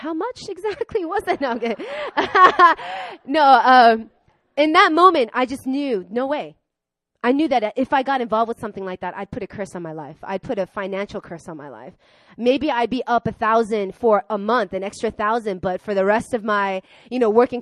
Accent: Long Island, New York, United States; I grew up in Long Island with a lot of rich, white, Jewish people

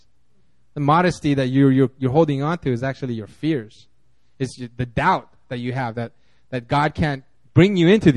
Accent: California, United States; I grew up in California

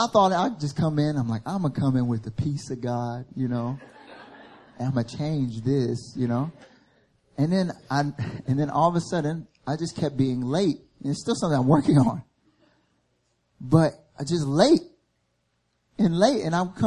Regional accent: the South, United States; moved away as an adult; now in Seoul, South Korea; I grew up in the South. And in the South, where I grew up

